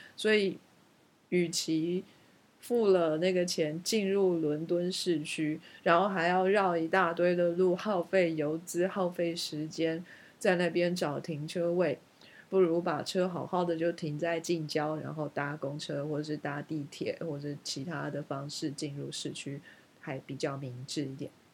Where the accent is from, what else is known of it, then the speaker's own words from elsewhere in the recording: Taiwan; now in United Kingdom; 我们台湾人绝对可以办得到如鱼得水地在伦敦开车